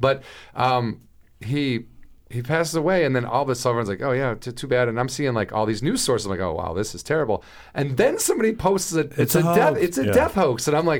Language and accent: English; Illinois, United States; From Illinois.